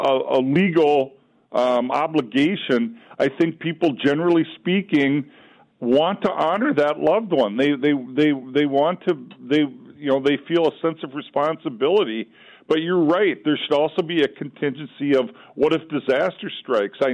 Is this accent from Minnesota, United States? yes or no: yes; Olivia, Minnesota, United States; moved away; I'm originally from Olivia in Renville County in Minnesota, farm country